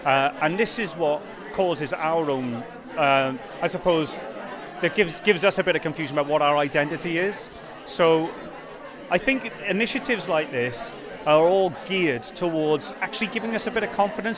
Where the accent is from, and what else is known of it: Wales, United Kingdom